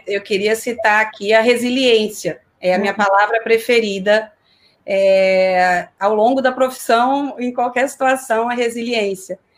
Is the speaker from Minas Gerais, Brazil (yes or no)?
yes; Belo Horizonte, Minas Gerais, Brazil; moved away as an adult; also born or lived in São Paulo; now in Rio de Janeiro, Brazil; comecei a minha carreira em Belo Horizonte, de onde eu sou